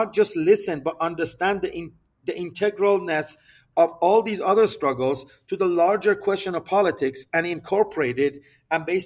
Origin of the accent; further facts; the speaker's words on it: Iran; Our people have a particular relationship to the question of the United States, particularly after the 1979 revolution and the establishment of the Islamic Republic